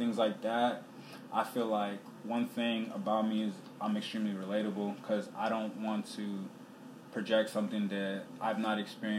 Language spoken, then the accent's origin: English; Montgomery County, Maryland, United States; also born or lived in Sierra Leone; I'm from the Montgomery County area of Maryland, so, like, it's an extremely diverse area.